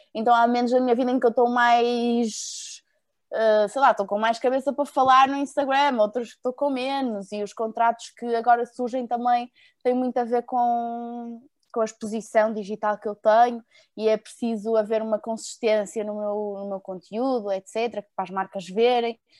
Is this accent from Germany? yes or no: no; Porto, Norte, Portugal; also born or lived in Lisbon; sou do Porto, atualmente moro entre o Porto e Lisboa